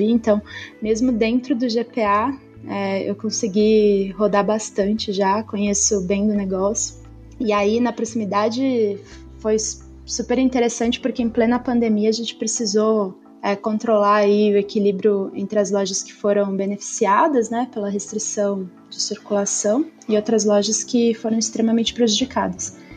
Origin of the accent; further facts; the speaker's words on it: Erechim, Rio Grande do Sul, Brazil; moved away as an adult; now in São Paulo, Brazil; eu sou gaúcha, sou nascida e criada em Erechim, no interior do Rio Grande do Sul. Eu moro em São Paulo desde 2019, quando eu, eu vim fazer faculdade.